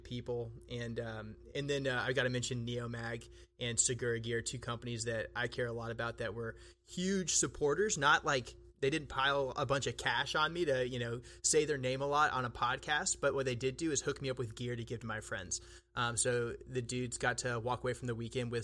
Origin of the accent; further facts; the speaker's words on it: Texas, United States; I grew up in Texas in the United States.